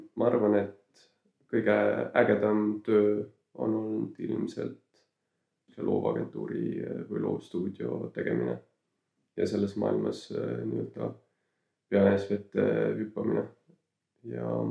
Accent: Saare County, Estonia; ma kasvasin üles enamjaolt Saaremaal

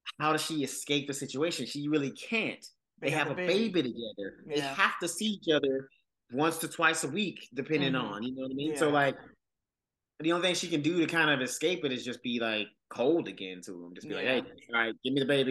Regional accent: the South, United States; I'm from the South

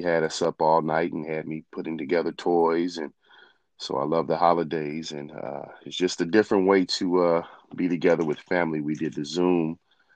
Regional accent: Park Forest, Illinois, United States; Born and raised in the South Suburbs, right here in my hometown of Park Forest

